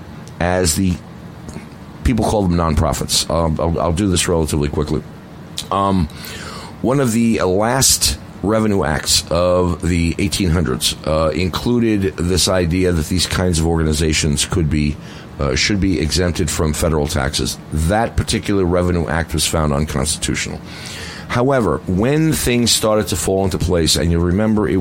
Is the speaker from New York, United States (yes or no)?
yes; New York City, New York, United States; I come from the Bronx, so I have different pronunciation